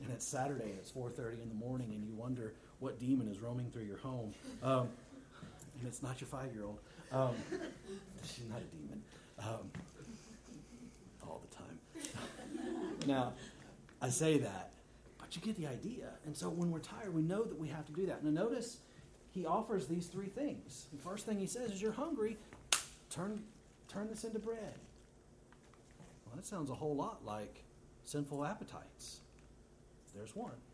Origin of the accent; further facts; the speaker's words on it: Texas, United States; I'm from Texas